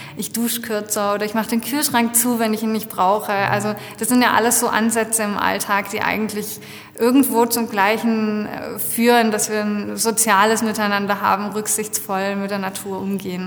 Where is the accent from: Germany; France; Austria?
France; moved away; ich bin in Frankreich aufgewachsen